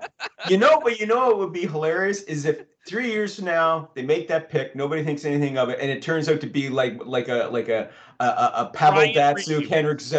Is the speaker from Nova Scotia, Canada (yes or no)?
yes; Yarmouth, Nova Scotia, Canada; he was from my hometown, right? Oh, yay, from Yarmouth, Nova Scotia.